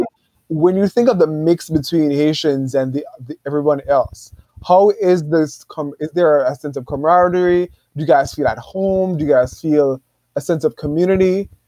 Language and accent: English; New York City, New York, United States; growing up in Brooklyn